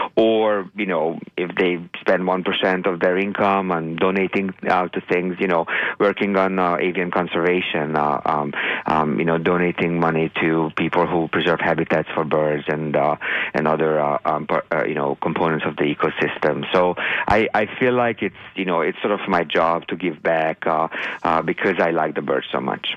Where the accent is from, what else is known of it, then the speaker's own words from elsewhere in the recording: Hungary; moved away; growing up in Hungary